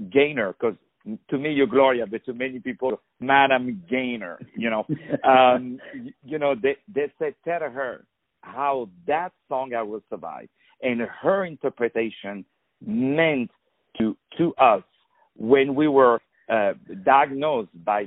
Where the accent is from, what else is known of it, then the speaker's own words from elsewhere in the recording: Paris, Île-de-France, France; English is a second language; as you can hear with my terrible accent, I was born in Paris, in France